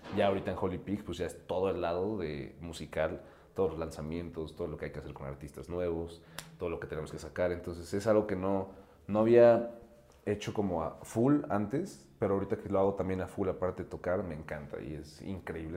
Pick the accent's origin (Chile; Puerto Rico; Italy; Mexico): Mexico; Mexico City; soy un DJ productor de aquí en la Ciudad de México